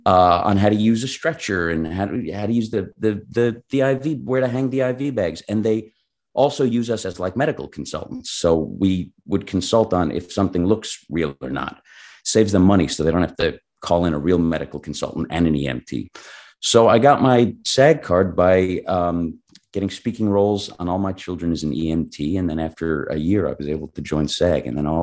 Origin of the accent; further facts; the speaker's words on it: Long Island, New York, United States; moved away as an adult; now in Los Angeles, United States; I feel like I started in New York. I'm from Long Island.